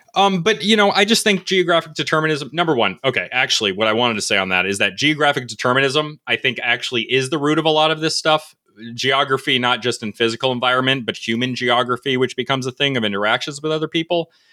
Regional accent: Connecticut, United States; also born or lived in North Carolina; I'm from New England. I'm from Connecticut. I spent about a little bit of my life in North Carolina.

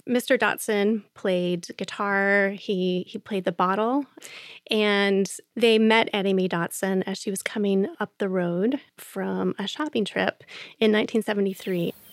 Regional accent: Central Ohio, United States; I grew up in Central Ohio and in suburban Central Ohio

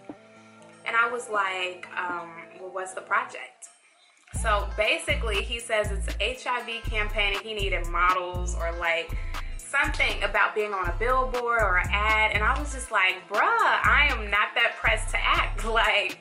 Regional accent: Chicago, Illinois, United States; now in Atlanta, United States; I'm from Chicago, and in Chicago, people are a little more straight up

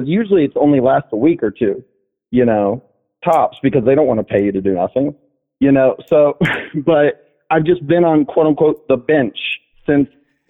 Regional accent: rural Georgia, United States; moved away as an adult; also born or lived in Atlanta, Georgia; now in San Francisco, United States; I'm from rural Georgia, lived in Atlanta, and then, you know, I moved from Atlanta to San Francisco

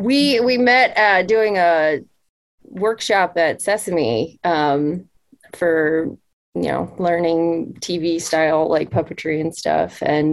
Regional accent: Maryland, United States; also born or lived in Utah; now in Orlando, United States; I am from Maryland. I currently live in Orlando.

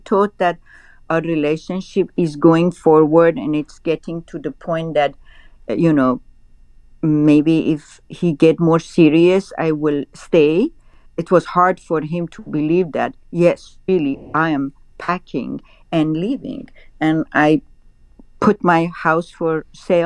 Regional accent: Tehran, Tehran Province, Iran; moved away; also born or lived in Rishikesh; I was raised in Tehran

